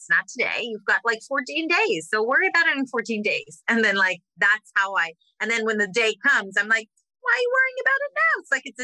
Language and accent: English; Israel; moved away; I grew up in Israel